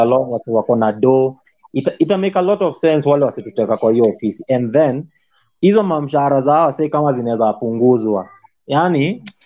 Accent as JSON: {"language": "Swahili", "town": "Siaya", "region": "Siaya County", "country": "Kenya", "tie": "born or raised there", "moved": "yes", "said": "mi ushago kwetu ni siaya"}